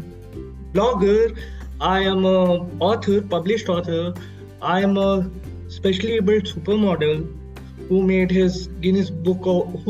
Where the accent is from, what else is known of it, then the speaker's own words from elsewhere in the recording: India; I'm from India